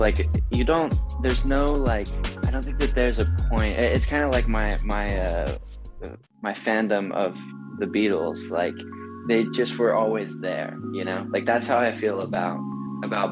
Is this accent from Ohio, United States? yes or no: no; North Carolina, United States; I'm from North Carolina